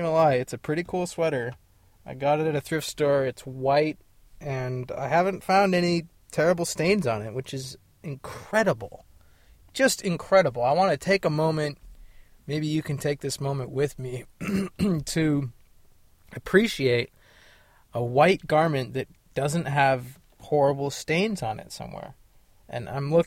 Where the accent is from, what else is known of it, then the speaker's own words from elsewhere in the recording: California, United States; also born or lived in Paonia, Colorado; I'm from California. And I am back in California